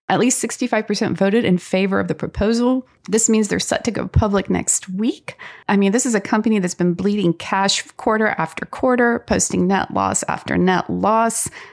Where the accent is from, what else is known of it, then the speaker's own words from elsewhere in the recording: North Carolina, United States; that's my home state